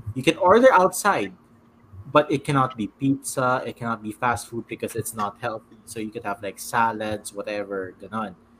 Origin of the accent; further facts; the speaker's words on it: San Juan, Metro Manila, Philippines; I'm from San Juan City, like that. I'm just staying here for a few days.